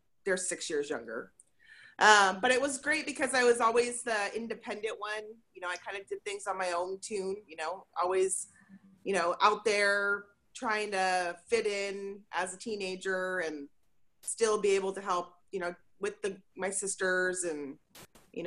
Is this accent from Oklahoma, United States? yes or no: no; Portland, Oregon, United States; born or raised there